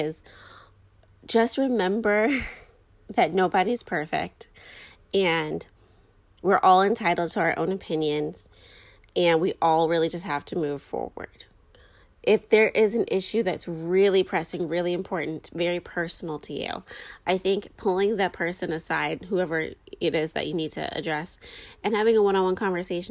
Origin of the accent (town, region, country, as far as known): United States